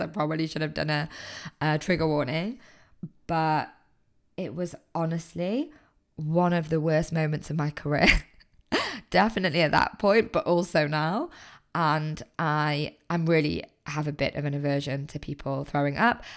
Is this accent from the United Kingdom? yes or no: yes; Manchester, North West England, United Kingdom; moved away as an adult; I'm originally from Manchester